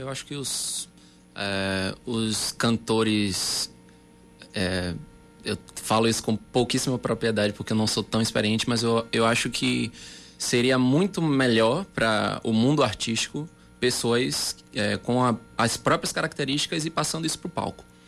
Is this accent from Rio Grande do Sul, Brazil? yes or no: no; Salvador, Bahia, Brazil; moved away as an adult; now in João Pessoa, Brazil; eu sou de Salvador